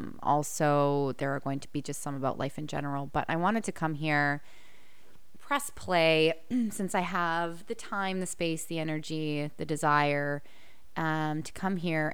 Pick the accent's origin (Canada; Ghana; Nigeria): Canada; accent: Canadian; I just feel like I wanted to accentuate my Canadian accent